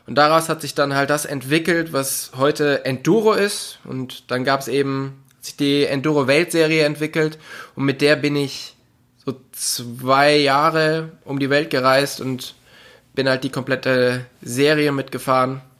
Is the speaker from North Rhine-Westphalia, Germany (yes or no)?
yes; North Rhine-Westphalia, Germany; Also ich komme aus dem Oberbergischen Kreis in der Nähe von Köln.